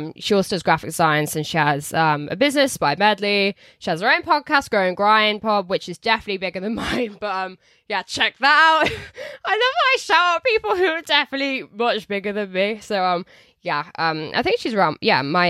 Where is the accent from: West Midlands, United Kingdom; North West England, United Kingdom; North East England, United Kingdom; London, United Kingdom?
West Midlands, United Kingdom; Telford; I'm from Telford.